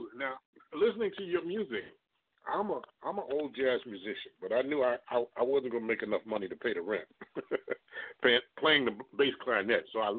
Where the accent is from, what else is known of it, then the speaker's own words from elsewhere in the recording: United States; I'm from the New York, New Jersey area.